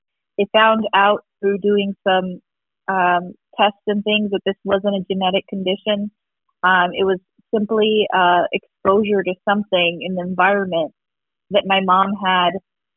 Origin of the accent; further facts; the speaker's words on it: Tucson, Arizona, United States; I am from Arizona. Tucson, Arizona